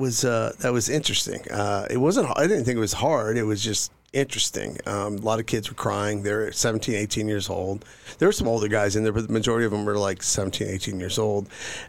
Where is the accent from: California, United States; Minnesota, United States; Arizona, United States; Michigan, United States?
California, United States; I grew up in Northern California. I was Air Force brat. Dad flew in the Air Force. He was he retired out of McClellan Air Force Base.